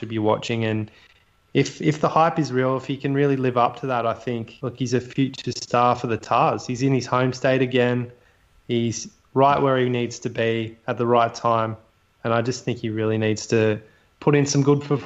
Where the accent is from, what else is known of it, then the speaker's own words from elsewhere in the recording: New South Wales, Australia; We're from New South Wales.